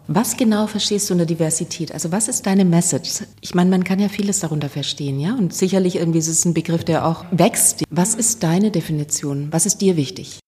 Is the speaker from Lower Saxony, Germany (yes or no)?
no; Stuttgart, Baden-Württemberg, Germany; ich bin in Stuttgart geboren. Es war sehr konservativ. ja. Wir sind dann aufs Land gezogen